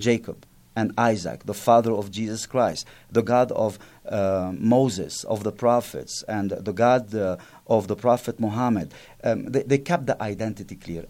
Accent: Byblos, Keserwan-Jbeil, Lebanon; English is a second language; moved away; Byblos, my, my hometown

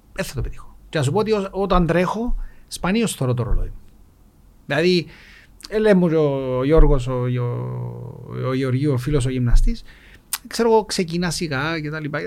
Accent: Nicosia, Nicosia District, Cyprus; μεγάλωσα στη Λευκοσία

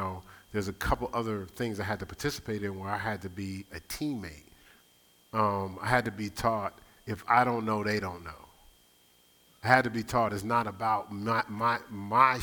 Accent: Newark, New Jersey, United States; moved away; I grew up in Newark, New Jersey

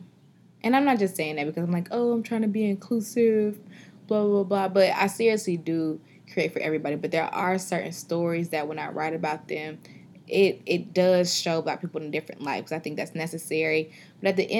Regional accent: Atlanta, Georgia, United States; I'm from Atlanta, and I've been here all my life

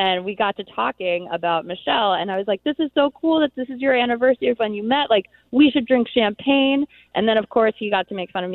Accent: Philadelphia, Pennsylvania, United States; I'm from Philadelphia

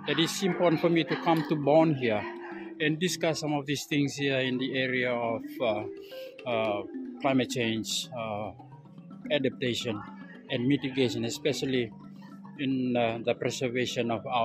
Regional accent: Fiji; I come all the way from the Fiji Islands, from Fiji, from the South Pacific.

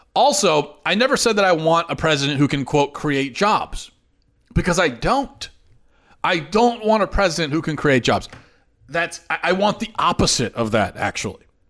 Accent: United States; an American

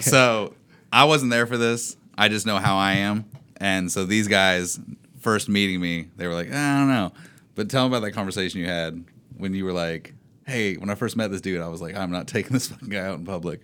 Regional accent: Indiana, United States; moved away; my hometown is, like, population of twelve or something

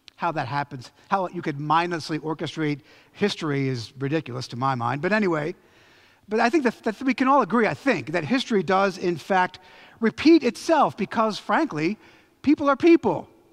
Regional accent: Philadelphia, Pennsylvania, United States; I'm from Philly

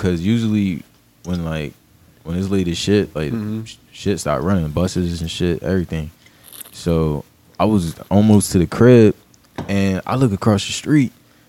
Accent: Philadelphia, Pennsylvania, United States; I was born in South Philly, but I would always go to my cousin's house in North.

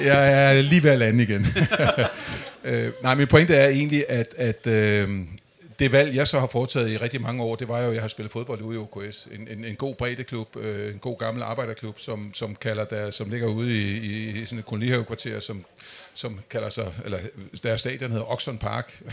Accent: Amager, Capital Region of Denmark, Denmark; Jeg kommer selv fra Amager

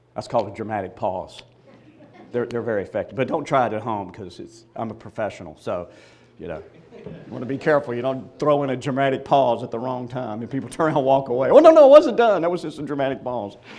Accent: Mississippi, United States; I was born and reared in Mississippi

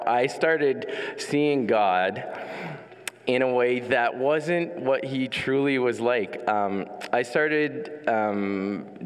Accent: Ottawa, Ontario, Canada; Born and raised in Ottawa

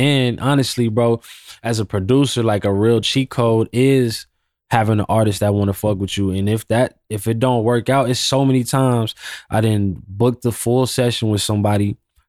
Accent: West Coast, United States; Studying his era a little more, because I'm from the West Coast.

